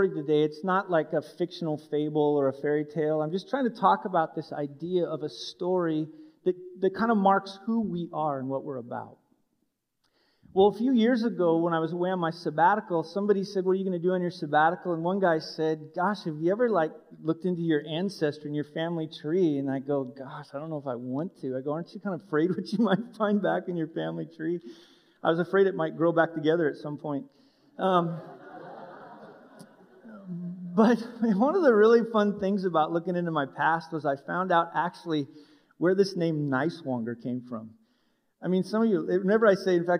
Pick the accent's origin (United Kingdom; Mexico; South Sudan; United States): United States; Wyoming; I was born and raised in Wyoming